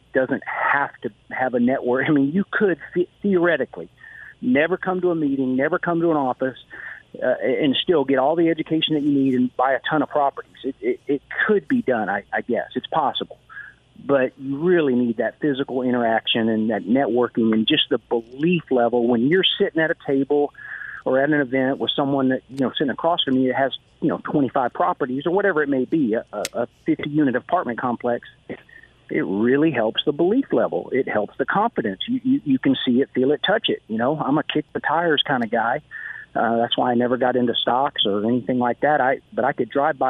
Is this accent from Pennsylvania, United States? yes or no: no; Houston, Texas, United States; moved away as an adult; now in Florida Keys, United States; I'm from Houston